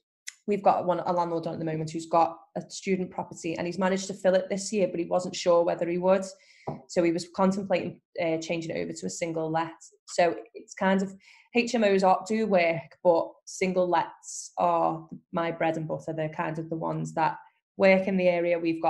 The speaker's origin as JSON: {"language": "English", "town": "Skelmersdale", "region": "North West England", "country": "United Kingdom", "tie": "born or raised there", "said": "But Skelmersdale is my hometown, where I've lived forever. And I know every street, every road."}